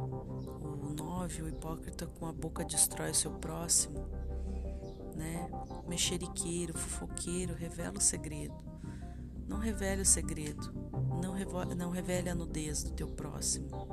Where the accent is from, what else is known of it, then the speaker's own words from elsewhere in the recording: interior of Paraná, Brazil; also born or lived in Triple Frontier; eu sou daqui do interior do Paraná